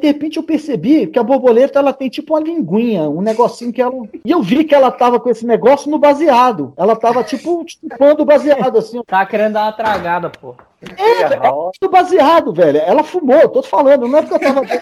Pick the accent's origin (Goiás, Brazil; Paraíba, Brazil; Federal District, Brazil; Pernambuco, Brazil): Federal District, Brazil; Brasília; Eu nasci em Brasília.